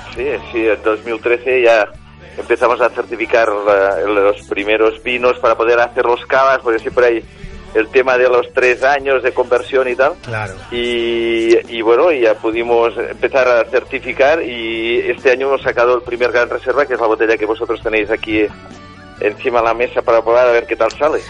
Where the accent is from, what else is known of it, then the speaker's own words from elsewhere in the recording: Catalonia, Spain; como buen catalán